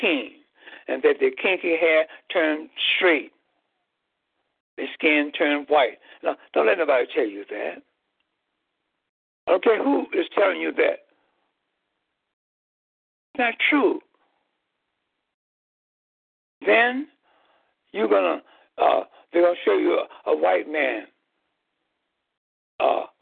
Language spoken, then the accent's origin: English; Chicago, Illinois, United States; in the geographical land area of Chicago, Illinois. I found myself belonging to a race of people known as Negroes.